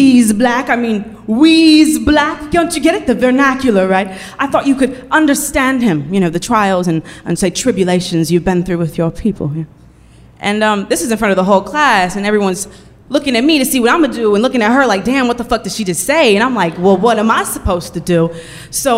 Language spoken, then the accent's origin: English; Oakland, California, United States; I'm from Oakland